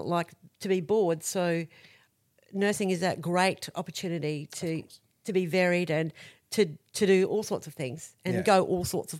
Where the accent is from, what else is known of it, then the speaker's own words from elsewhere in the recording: Blackwater, Queensland, Australia; I grew up in Blackwater, which is a mining town west of here.